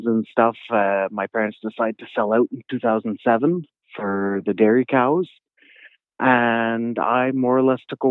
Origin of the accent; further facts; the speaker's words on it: Ormstown, Quebec, Canada; I'm from Ormstown, Quebec, which is about 45 minutes southwest of Montreal